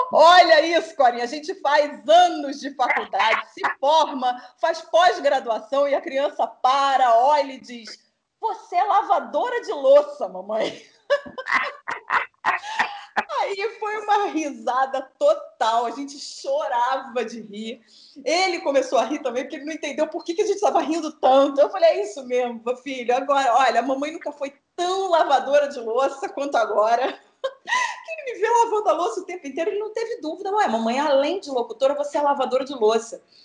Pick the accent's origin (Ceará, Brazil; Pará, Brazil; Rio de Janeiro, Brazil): Rio de Janeiro, Brazil; moved away as an adult; now in São Paulo, Brazil; sou carioca da gema. É, tenho orgulho, apesar dos pesares, eu tenho orgulho de dizer que eu sou carioca